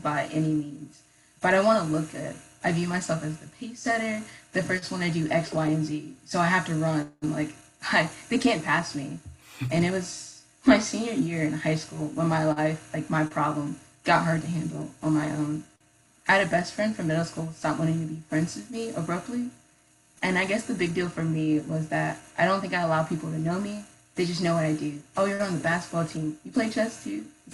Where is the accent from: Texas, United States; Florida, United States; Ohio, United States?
Ohio, United States; Columbus; moved away as an adult; now in Athens, United States; I grew up in Columbus